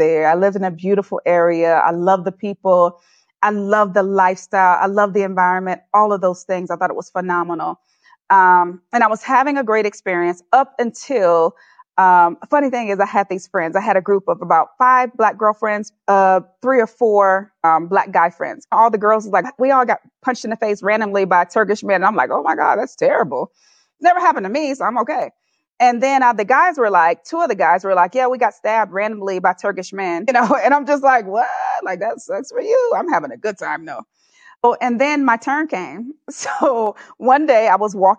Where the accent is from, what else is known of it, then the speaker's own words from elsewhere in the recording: Atlanta, Georgia, United States; also born or lived in California; now in Nairobi, Kenya; where was I born, in the United States of America, in Atlanta, Georgia